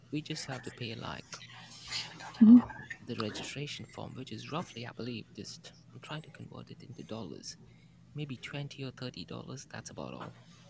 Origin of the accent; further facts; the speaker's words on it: Mumbai, Maharashtra, India; also born or lived in Manchester, England; now in Dubai, United Arab Emirates; So I was born in Mumbai, India, but then I moved to Manchester, England.